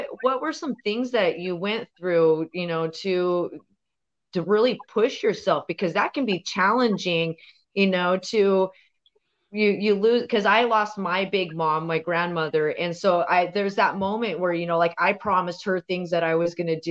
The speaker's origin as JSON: {"language": "English", "town": "Portland", "region": "Oregon", "country": "United States", "tie": "born or raised there", "also_born_or_lived": "Fort Hall", "said": "I grew up here in Southeast Portland."}